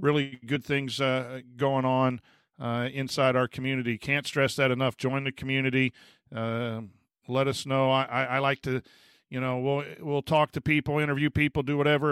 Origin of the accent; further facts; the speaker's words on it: La Porte, Indiana, United States; moved away; my hometown, so I'm gonna go see my mom for breakfast